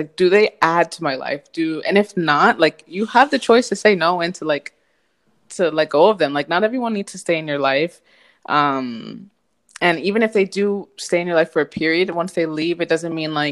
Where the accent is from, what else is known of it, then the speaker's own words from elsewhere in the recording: United States; moved away as an adult; now in Spain; being an American